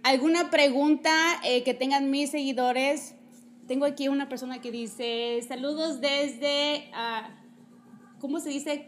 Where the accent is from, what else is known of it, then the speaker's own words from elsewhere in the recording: Mexico; moved away; yo soy de México